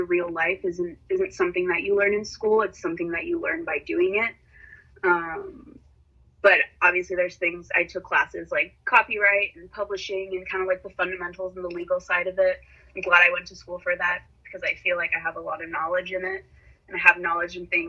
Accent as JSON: {"language": "English", "town": "San Francisco", "region": "California", "country": "United States", "tie": "born or raised there", "also_born_or_lived": "Miami, Florida", "said": "she put my sister and I in a French immersion school here in San Francisco, starting in kindergarten. And I was there all the way up until high school."}